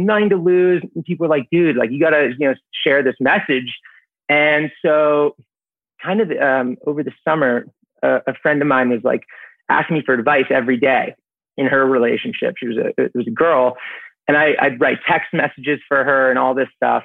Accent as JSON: {"language": "English", "town": "New York City", "region": "New York", "country": "United States", "tie": "born or raised there", "said": "born and raised here in the city, stayed in the city for college, worked in the city after college. I'm a New Yorker."}